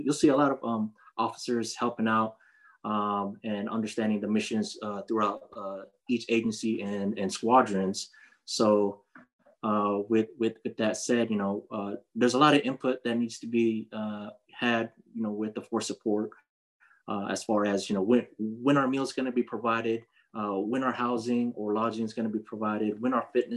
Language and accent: English; Fort Hood, Texas, United States; moved away; also born or lived in San Diego, California; I was born in Fort Hood, Texas. But I call San Diego, California as my home, as where all my family is right now. And so I'll just say I have two places, but my real home is Fort Hood, Texas.